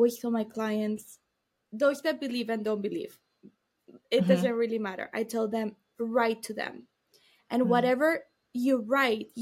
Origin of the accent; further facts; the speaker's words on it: Miami, Florida, United States; I was born in Miami